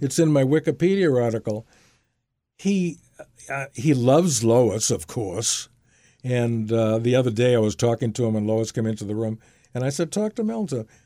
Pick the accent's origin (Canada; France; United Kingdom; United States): United States; Brookline, Massachusetts; I was from Brookline